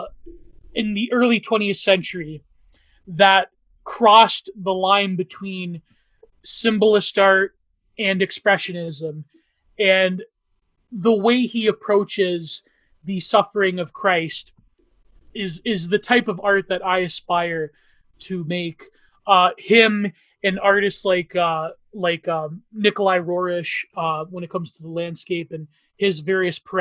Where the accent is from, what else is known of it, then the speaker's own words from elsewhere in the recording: Canada; Me being Canadian